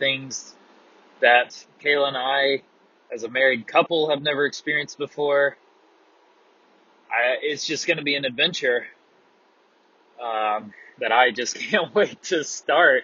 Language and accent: English; North Carolina, United States; now in Apex, United States; We're both from North Carolina. We are now both from the Triangle of North Carolina. He's from Cary. I'm now from Apex